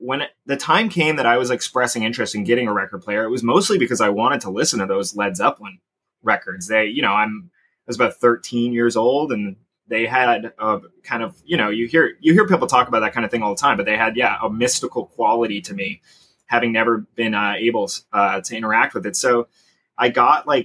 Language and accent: English; Sarnia, Ontario, Canada; also born or lived in Corunna, Ontario; I grew up in Sarnia